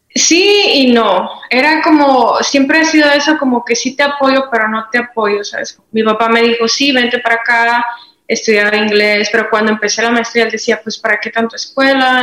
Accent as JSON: {"language": "Spanish", "town": "Madera", "region": "Chihuahua", "country": "Mexico", "tie": "born or raised there", "said": "Soy originaria de Madera, Chihuahua, México"}